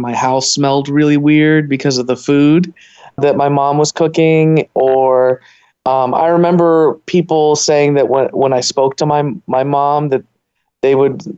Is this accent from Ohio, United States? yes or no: yes; Ohio, United States; Yeah, well, yeah, we were a small community in my town, and I would say in a lot of the cities in Ohio, there were small communities, and they've grown, definitely.